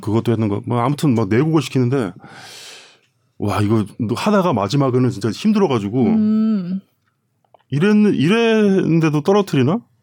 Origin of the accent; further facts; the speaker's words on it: South Korea; moved away as an adult; also born or lived in Germany; now in Copenhagen, Denmark; 저희는 한국 사람이니까